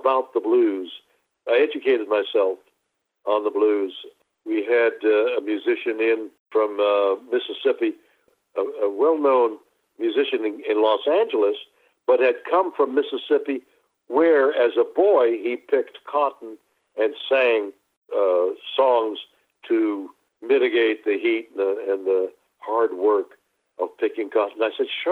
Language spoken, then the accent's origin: English; Montreal, Quebec, Canada; I was born and raised in Montreal, Canada